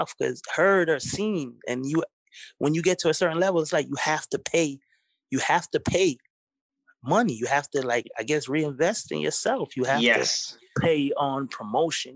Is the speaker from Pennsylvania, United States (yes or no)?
no; New York City, New York, United States; also born or lived in Kingston, Jamaica / the South (US); I'm Jamaican. I was born in Jamaica, mm-hmm. and I grew up in Brooklyn, New York